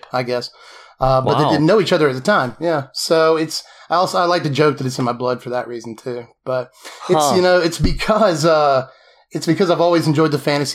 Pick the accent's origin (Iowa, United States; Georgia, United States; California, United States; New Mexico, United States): Georgia, United States; Macon; also born or lived in Tifton, Georgia; I've been in Georgia my whole life. I spent some time in Tifton, but most of it has been here in Macon.